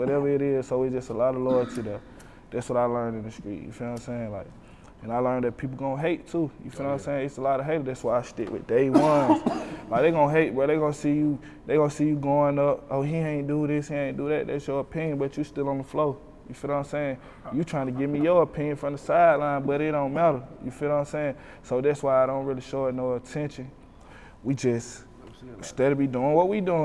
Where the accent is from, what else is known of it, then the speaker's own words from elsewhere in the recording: Decatur, Georgia, United States; I'm from Decatur, man. I'm from Glenwood Road, the projects, man, the beans